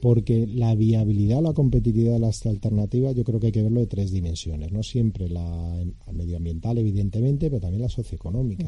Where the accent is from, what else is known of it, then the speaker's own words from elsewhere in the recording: Spain; somos españoles